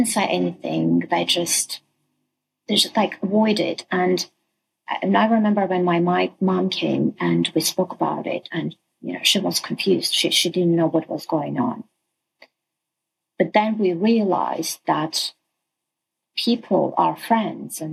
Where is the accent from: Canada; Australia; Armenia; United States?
Armenia; I'm originally from Armenia